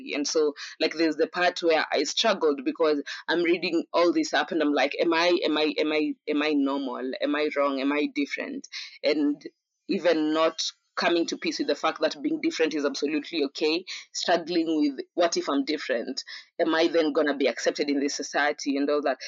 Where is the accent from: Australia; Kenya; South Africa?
Kenya; also born or lived in Mombasa / Nairobi / Taita; I was born in a city called Mombasa in Kenya, raised in partly Nairobi, Mombasa, and in bits and par- in parts and bits uh, in my hometown, which is Taita.